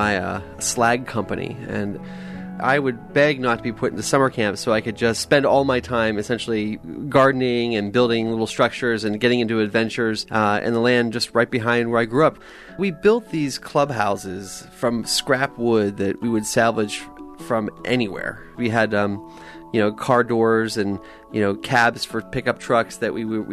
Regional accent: Pittsburgh, Pennsylvania, United States; moved away as an adult; now in Washington, D.C., United States; I moved here 20 years ago from Pittsburgh, Pennsylvania, where I was born and raised.

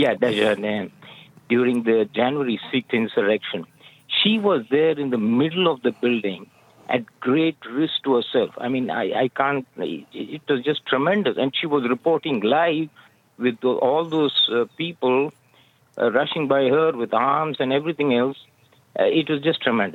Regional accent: India; now in Washington, D.C., United States; I grew up in India on the BBC World Service

